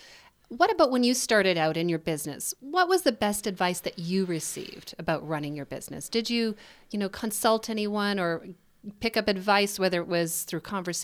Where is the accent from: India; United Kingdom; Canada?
Canada; Winnipeg, Manitoba; My hometown.